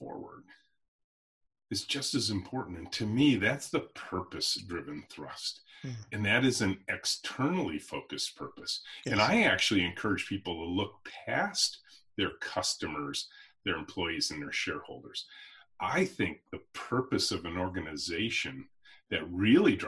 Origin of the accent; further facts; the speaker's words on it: Michigan, United States; there's a National Guard air base near where I grew up here in Michigan called Selfridge